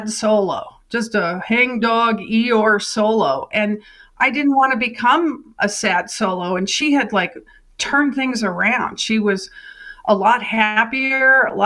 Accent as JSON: {"language": "English", "town": "Crested Butte", "region": "Colorado", "country": "United States", "tie": "born or raised there", "also_born_or_lived": "Southeast Asia / New York City", "said": "my hometown of Crested Butte, Colorado"}